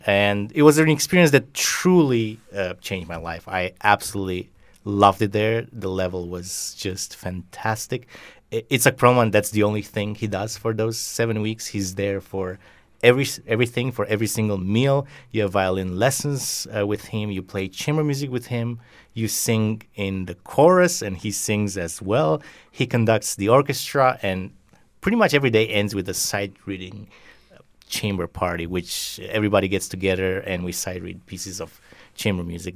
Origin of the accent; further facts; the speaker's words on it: Romania; also born or lived in Bucharest, Romania; they moved me from my hometown to the capital of Romania, Bucharest